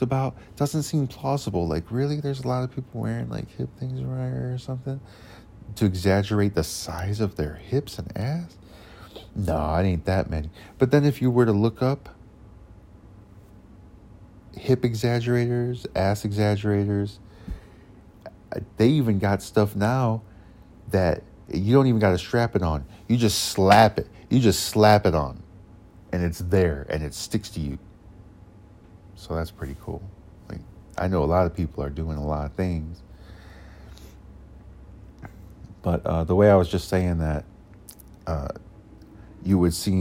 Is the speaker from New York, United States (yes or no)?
no; Cleveland, Ohio, United States; now in Oklahoma, United States; I'm originally from Ohio in the Cleveland area. You can probably tell by the way I talk